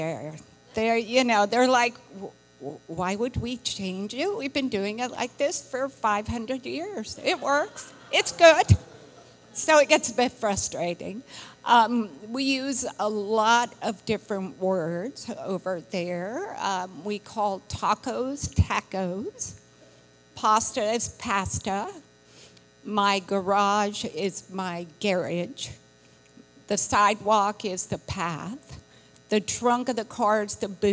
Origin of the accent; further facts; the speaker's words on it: United States; moved away as an adult; now in Liverpool, United Kingdom; I am from America